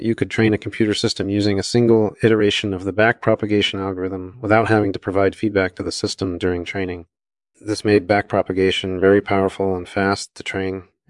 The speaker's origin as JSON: {"language": "English", "region": "Vienna", "country": "Austria", "tie": "born or raised there", "said": "I was born in 1954 in Vienna, Austria. I grew up taking classes in physics and mathematics."}